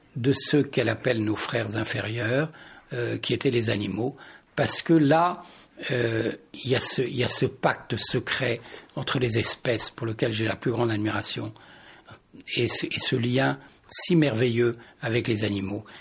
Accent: Touraine, Centre-Val de Loire, France; je suis né en Touraine

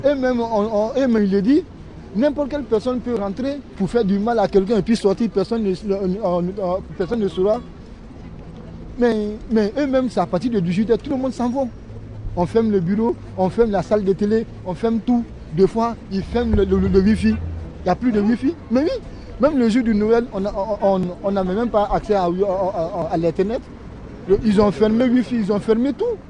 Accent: Guinea; now in Châlons-en-Champagne, France; moi, je suis guinéen

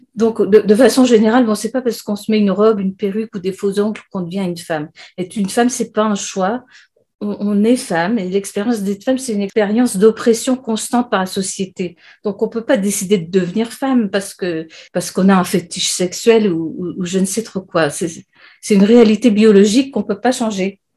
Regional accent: France; also born or lived in Great Britain; now in United Kingdom; je suis française et j'habite en Grande-Bretagne

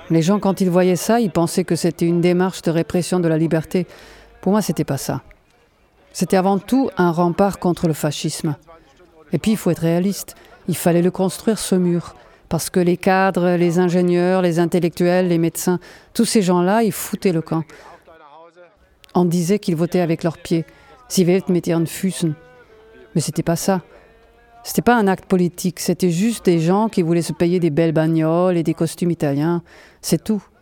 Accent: Mödlareuth, Thuringia, Germany; French is a second language; J'ai grandi à Meudlareuth, entre Berlin et Munich. Peut-être vous connaissez La moitié du village était en RDA et l'autre en RFA. Et moi, j'étais chez les méchants.

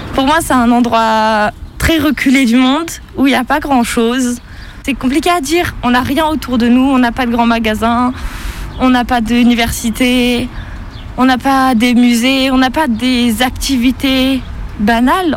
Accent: Embrun, Provence-Alpes-Côte d'Azur, France; also born or lived in Saint-Étienne; je viens d'Embrun, une petite ville euh, dans les Hautes-Alpes de 5000-6000 habitants entourée de montagnes

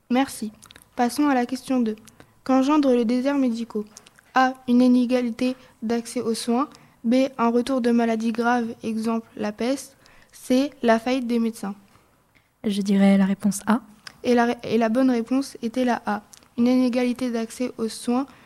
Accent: Nogent-le-Rotrou, Centre-Val de Loire, France; je viens de Nogent-le-Rotrou.

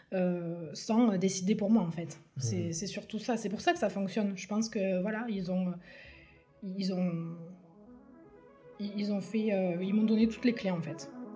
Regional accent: Tournefeuille, Occitania, France; also born or lived in Toulouse; j'ai grandi euh, à Tournefeuille avec mes deux parents

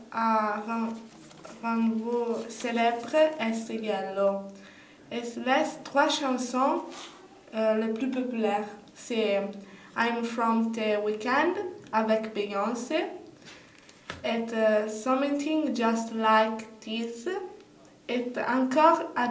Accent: Italy; French is a second language; je suis Italien.

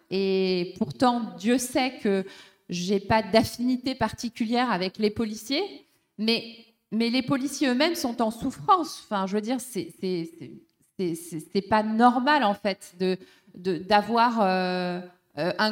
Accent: France; on doit se mobiliser tous ensemble en tant que Français, habitant en France

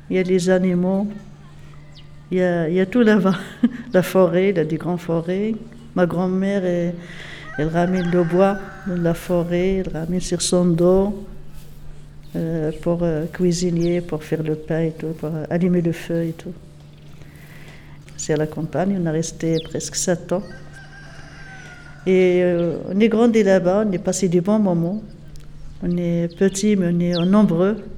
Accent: Casamance, Senegal; voilà, c'est ça la c'est des Nous, on est de Casamance.

